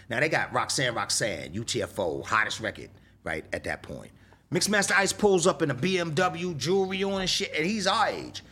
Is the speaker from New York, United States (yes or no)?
yes; New York City, New York, United States; I grew up in the South Bronx